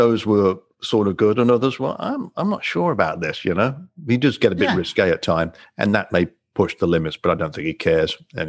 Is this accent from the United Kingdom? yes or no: yes; England, United Kingdom; now in United States; I'm from England and I have a few friends that love American football here.